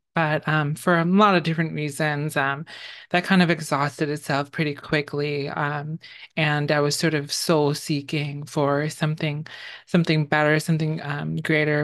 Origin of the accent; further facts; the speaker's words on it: New York City, New York, United States; also born or lived in Bangladesh; I grew up in the Bronx in New York City.